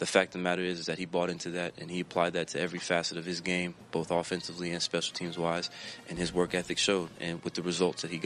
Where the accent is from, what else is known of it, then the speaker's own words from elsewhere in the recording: Florida, United States; moved away; I grew up in Florida.